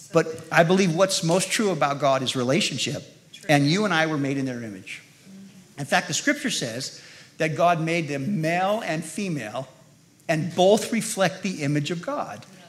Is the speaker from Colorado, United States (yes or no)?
no; Modesto, California, United States; also born or lived in Salinas, California; I was born in Salinas, California, Monterey Bay Area five years old, we moved to Modesto